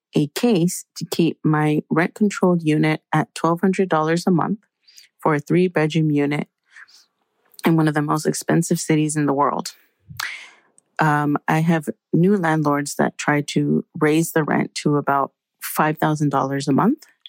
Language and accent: English; San Francisco, California, United States; I was born and raised in San Francisco